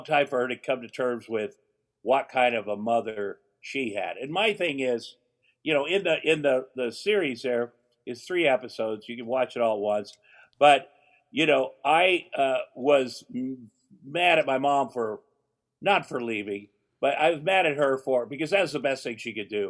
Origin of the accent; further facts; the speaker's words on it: Ottumwa, Iowa, United States; moved away; my hometown of Ottumwa, Iowa